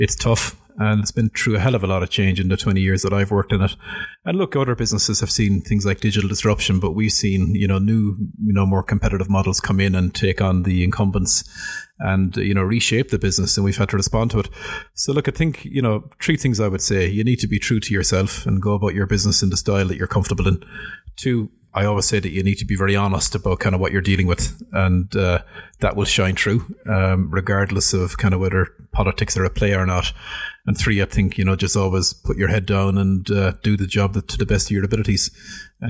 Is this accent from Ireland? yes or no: yes; Ireland; moved away as an adult; also born or lived in Britain; as an Irish person working in a big British company like British Airways